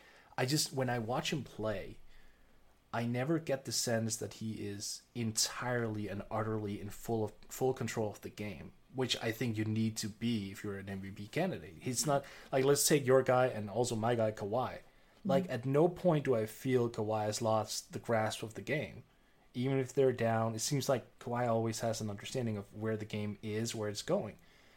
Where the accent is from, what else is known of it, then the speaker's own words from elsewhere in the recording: Oklahoma, United States; you know, I'm from Oklahoma.